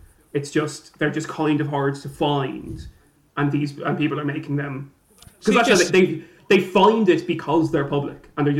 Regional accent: Ireland; I'm Irish

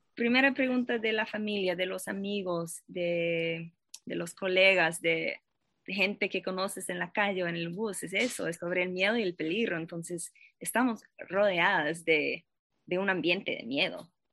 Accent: Boston, Massachusetts, United States; Spanish is a second language; moved away as an adult; also born or lived in Paris, France; now in Costa Rica; yo nací y crecí a Boston, en los Estados Unidos

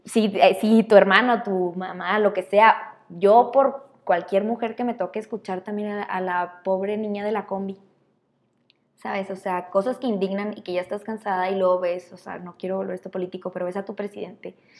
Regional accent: Chihuahua, Mexico; crecimos aquí en México, en Chihuahua

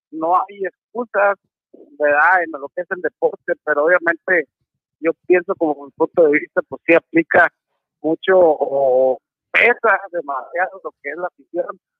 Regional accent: Monterrey, Nuevo León, Mexico; somos regios y regios y ojalá que aquí se quede la copa.

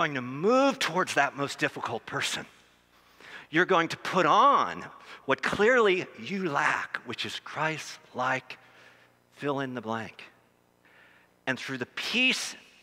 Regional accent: Philadelphia, Pennsylvania, United States; I'm from Philadelphia.

